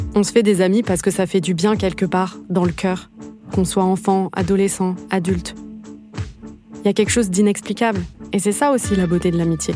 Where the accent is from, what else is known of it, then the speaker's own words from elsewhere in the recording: Toulouse, Occitania, France; Je suis née et j'ai grandi à Toulouse